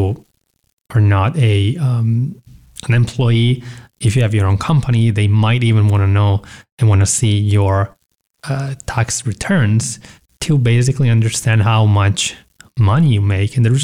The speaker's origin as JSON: {"language": "English", "country": "Italy", "tie": "born or raised there", "said": "we have a big Amazon facility in my hometown that just opened recently a few years ago"}